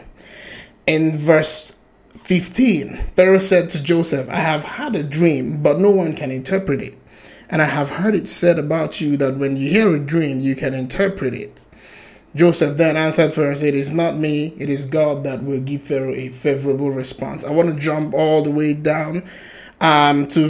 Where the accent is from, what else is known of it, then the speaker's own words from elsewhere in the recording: Nigeria; I'm Nigerian